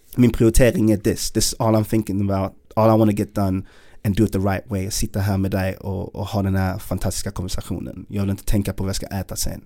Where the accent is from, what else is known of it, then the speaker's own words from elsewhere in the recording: Malmö, Skåne, Sweden; Jag är född i Malmö, uppvuxen i Malmö.